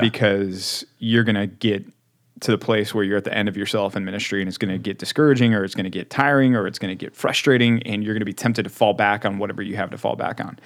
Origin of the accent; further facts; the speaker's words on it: Texas, United States; also born or lived in Philadelphia, Pennsylvania; as big of a, a Texas guy as I am, and I am, uh, people are surprised to find out I was born in Philly